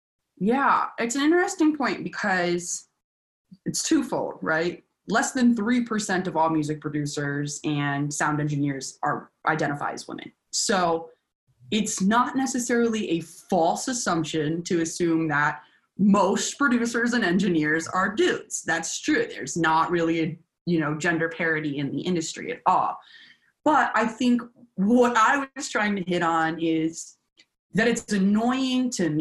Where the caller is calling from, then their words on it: Nashville, Tennessee, United States; I'm Zooming you from Nashville, Tennessee.